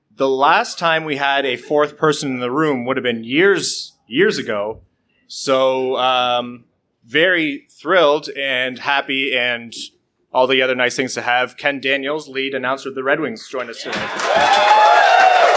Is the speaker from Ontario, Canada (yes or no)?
yes; Windsor, Ontario, Canada; I grew up in Windsor